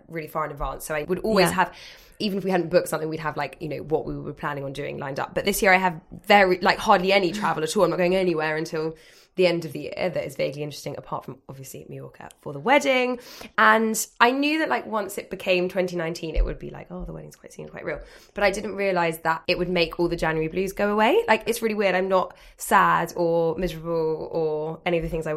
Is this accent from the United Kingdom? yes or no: yes; London, United Kingdom; I'm from London, as are all my friends